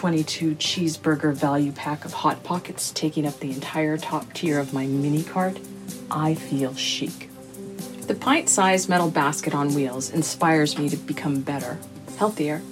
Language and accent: English; Texas, United States; We Texans